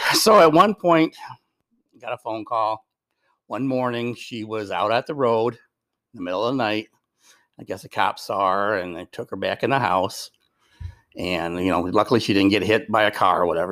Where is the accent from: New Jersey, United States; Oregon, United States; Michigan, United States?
Michigan, United States; Westland; I grew up on Westland